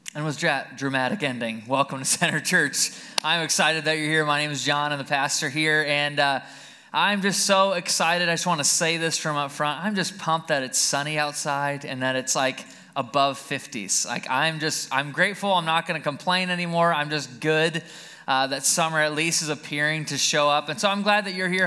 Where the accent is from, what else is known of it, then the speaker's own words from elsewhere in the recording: Caledonia, United States; also born or lived in Alabama; We lived right out here in Caledonia